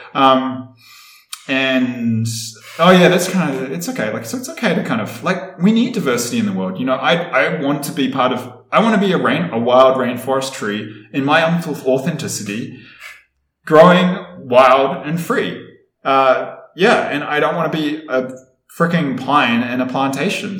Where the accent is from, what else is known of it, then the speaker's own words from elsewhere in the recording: Wellington, New Zealand; moved away as an adult; now in Ecuador; I was born and raised in Wellington, capital city of New Zealand